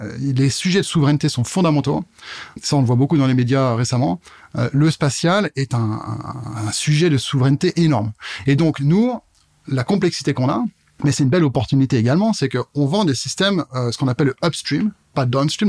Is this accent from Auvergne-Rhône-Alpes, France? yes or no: no; Burgundy, Bourgogne-Franche-Comté, France; moved away as an adult; also born or lived in Paris / Germany; now in Strasbourg, France; je suis pas né ici, euh, tout en Bourgogne à la base